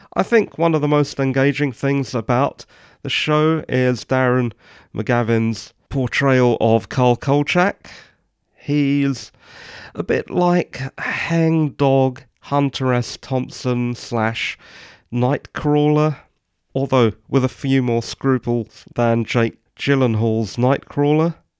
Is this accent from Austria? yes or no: no; England, United Kingdom; I'm English